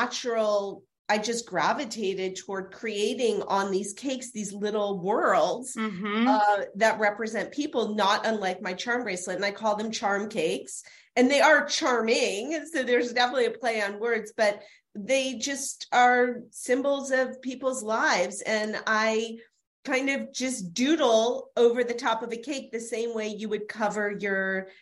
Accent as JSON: {"language": "English", "town": "Louisville", "region": "Kentucky", "country": "United States", "said": "I'm from Louisville, Kentucky"}